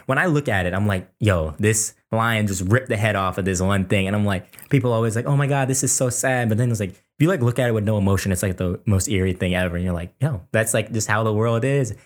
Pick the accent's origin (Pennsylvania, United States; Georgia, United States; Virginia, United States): Virginia, United States; Fairfax; we grew up in Fairfax, Virginia